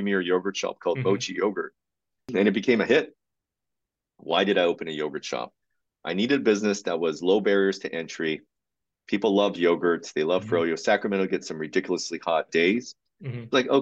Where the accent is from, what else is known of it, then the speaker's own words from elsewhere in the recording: Uijeongbu, Gyeonggi Province, South Korea; moved away; I grew up in South Korea and in a very, very modest area of town called Wijeonbu, which was directly across from a military base